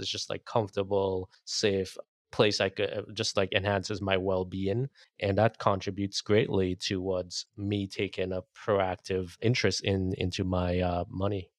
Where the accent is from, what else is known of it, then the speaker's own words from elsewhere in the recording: Trinidad & Tobago; now in United States; I grew up in Trinidad and Caribbean, didn't have much, but when I came to the U S